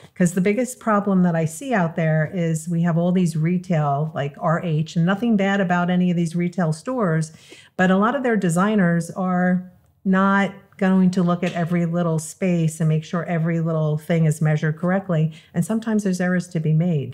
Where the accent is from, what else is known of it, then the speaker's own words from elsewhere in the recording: Long Island, New York, United States; moved away as an adult; also born or lived in California; now in South Florida, United States; I'm originally from New York, Long Island.